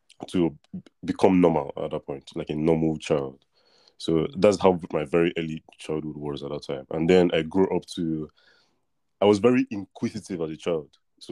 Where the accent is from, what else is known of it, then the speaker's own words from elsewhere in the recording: Lagos, Nigeria; also born or lived in Russia; And then I was born in Russia, and then when I came to Lagos, Nigeria, I went to a primary school